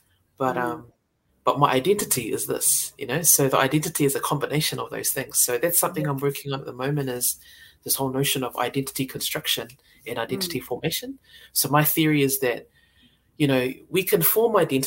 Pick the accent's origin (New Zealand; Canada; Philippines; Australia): New Zealand; also born or lived in Samoa (ancestry); I was born here, but my family are from Samoa. So it's how I choose to identify myself. I'm a Samoan New Zealander.